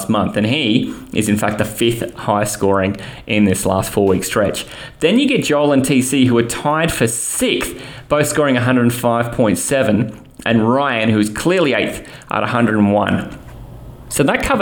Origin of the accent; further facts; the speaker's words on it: Australia; being Aussie